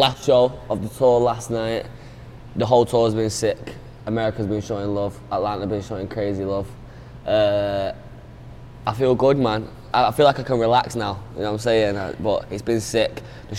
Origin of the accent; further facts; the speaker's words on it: Manchester, North West England, United Kingdom; Manchester, growing up, in the part where I'm from North Manchester, a place called Moston.